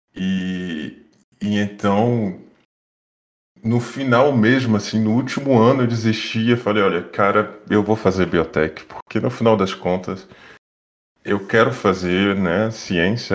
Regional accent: Bahia, Brazil; first language Portuguese; moved away as an adult; now in France; eu sou baiano, fiz na Universidade Federal da Bahia

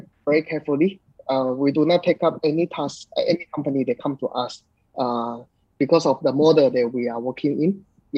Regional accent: Singapore; now in Vietnam; I'm currently in Vietnam, but I'm from Singapore.

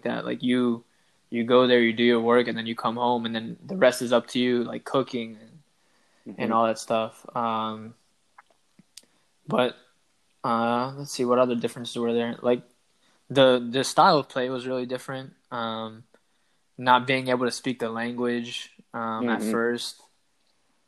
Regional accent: Maryland, United States; moved away as an adult; now in Israel; I'm originally from Maryland in the United States.

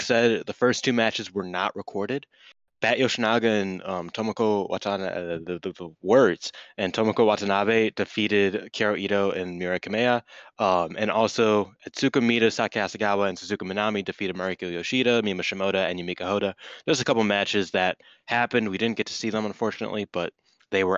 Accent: Ireland; I'm Irish

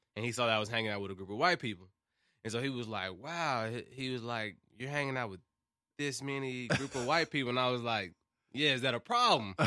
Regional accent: Memphis, Tennessee, United States; moved away as an adult; now in Murfreesboro, United States; I've only been living here for, like, four or five years. I'm from Memphis

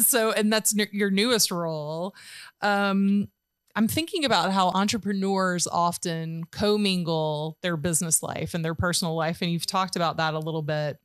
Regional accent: Georgia, United States; now in Tennessee, United States; I'm from Georgia

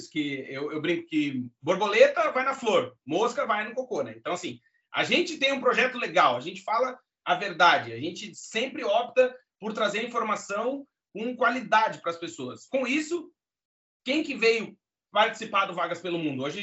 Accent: Alegrete, Rio Grande do Sul, Brazil; born there; eu sou gaúcho do Alegrete, cara. Eu nasci lá, Deus é meu amigo, eu não nasci argentino por 100 quilômetros. E eu nasci na fronteira, lá oeste do Rio Grande do Sul

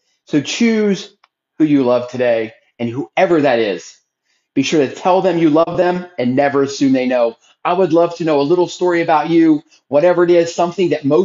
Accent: Philadelphia, Pennsylvania, United States; now in Texas, United States; I'm originally from Philadelphia

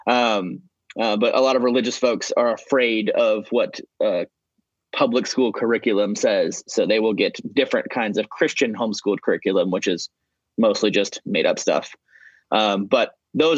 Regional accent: Kansas, United States; moved away as an adult; also born or lived in Roanoke, Virginia; now in Atlanta, United States; I moved to a suburb of Kansas City, Kansas, not to be confused with Kansas City, Missouri, much different, and lived in that suburb for about 10 years

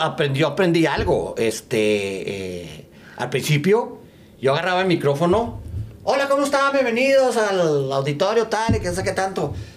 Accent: Chihuahua, Mexico; moved away; also born or lived in El Paso; soy de Chihuahua

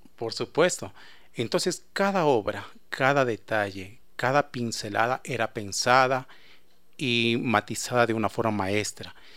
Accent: Ecuador; nosotros como ecuatorianos

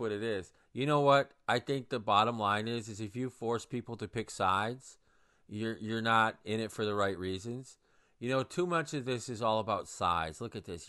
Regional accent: Saginaw, Michigan, United States; my hometown. of Saginaw, Michigan

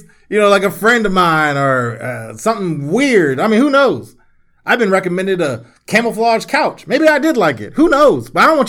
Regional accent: D.C. / Maryland, United States; also born or lived in Washington, D.C.; my instinctively answer is D.C. Maryland.

